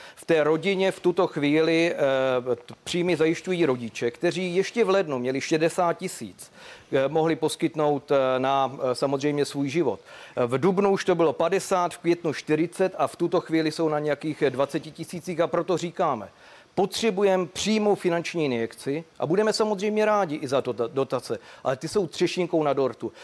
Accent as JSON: {"language": "Czech", "region": "South Moravian Region", "country": "Czechia", "said": "Já jsem taky eh, z Jižní Moravy člověk"}